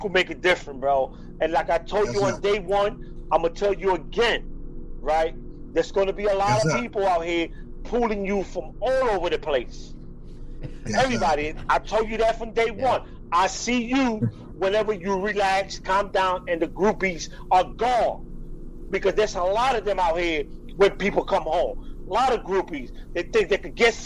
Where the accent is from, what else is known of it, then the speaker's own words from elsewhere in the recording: Philadelphia, Pennsylvania, United States; I am from the Spanish community in North Philly